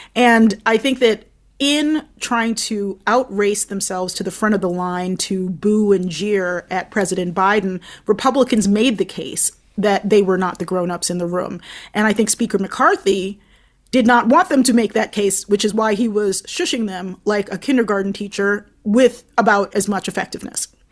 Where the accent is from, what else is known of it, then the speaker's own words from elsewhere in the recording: Baltimore, Maryland, United States; now in Brooklyn, New York, United States; my hometown